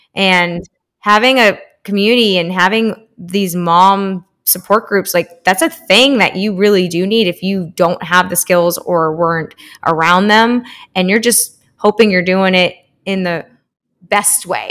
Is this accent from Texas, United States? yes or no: yes; Spring, Texas, United States; now in Austin, United States; I grew up in Houston, uh, it's spr-, right outside, uh, in spring in Northwest Houston.